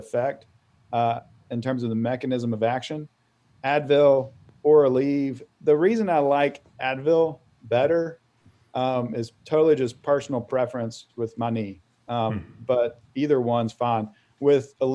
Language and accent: English; Auburn, Alabama, United States; moved away as an adult; also born or lived in Vail, Colorado; I grew up in Auburn, Alabama, decided I should not go to undergrad there